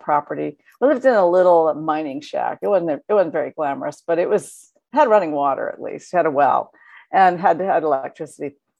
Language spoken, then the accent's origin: English; Juneau, Alaska, United States; I remember growing up in Juneau